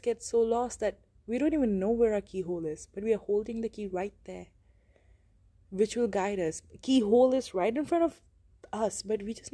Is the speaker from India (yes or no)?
yes; India; I'm from India